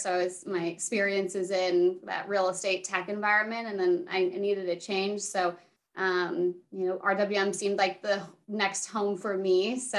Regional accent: San Diego, California, United States; also born or lived in San Francisco; during the pandemic, I moved from San Francisco to San Diego.

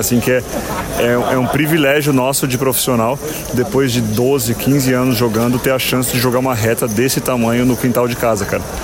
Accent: São Paulo, Brazil; na minha cidade natal

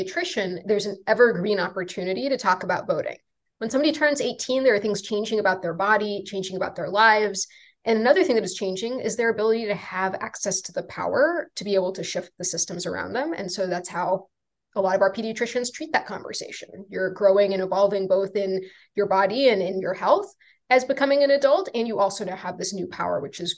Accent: Atlanta, Georgia, United States; I was in Atlanta, Georgia, my hometown.

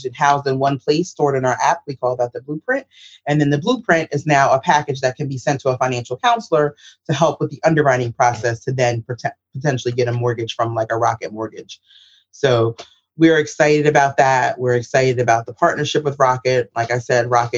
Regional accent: New York City, New York, United States; I'm from the South Bronx.

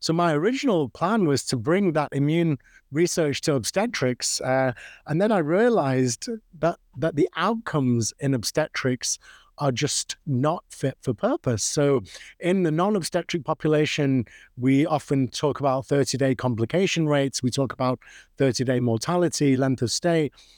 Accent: Manchester, North West England, United Kingdom; So you can probably tell from my accent that I'm not from the US. I'm from the UK, originally born and brought up in Manchester, which is famous for its soccer.

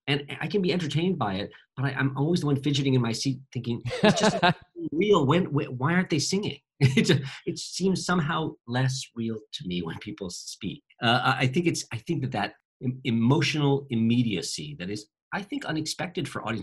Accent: United States; I'm speaking as an American stage director who mostly directs for American audiences

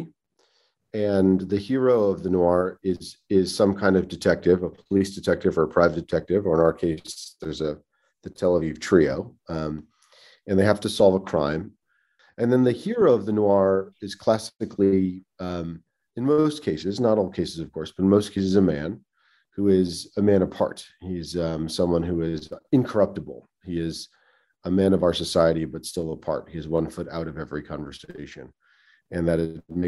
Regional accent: New York, United States; also born or lived in Israel; now in Palo Alto, United States; we live in California. I'm from New York.

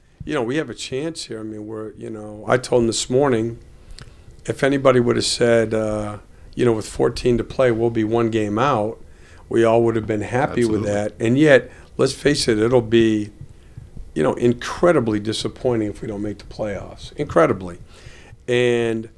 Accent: Vermont, United States; I grew up in Vermont

